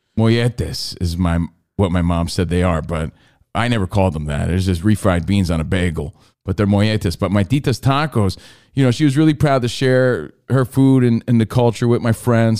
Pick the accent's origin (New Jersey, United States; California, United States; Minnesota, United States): New Jersey, United States; Union; I grew up in Union, New Jersey, bunch of Irish and Italian kids